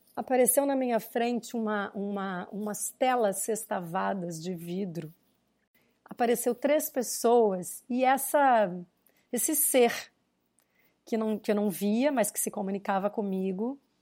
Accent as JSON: {"language": "Portuguese", "region": "Rio Grande do Sul", "country": "Brazil", "tie": "born or raised there", "said": "eu nasci no Rio Grande do Sul, nasci, meu avô era fazendeiro, né? A minha vida inteira eu fui para fazendas"}